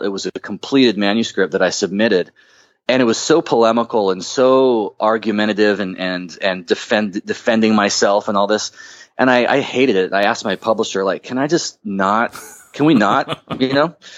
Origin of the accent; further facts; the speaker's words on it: Huntington Beach, California, United States; I was born in Huntington Beach